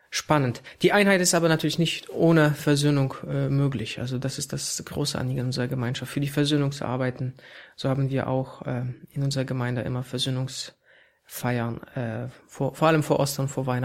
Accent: Poland; now in Germany; das ist auch kein Zufall, dass ich als Pole äh, hier in Deutschland arbeite, weil wir eben so eine Mischung auch wollen.

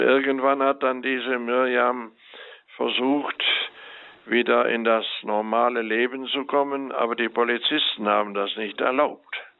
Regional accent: Rhineland, Germany; ich bin geborener Rheinländer

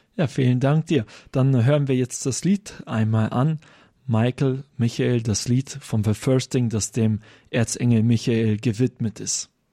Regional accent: Germany; bei uns in Deutschland

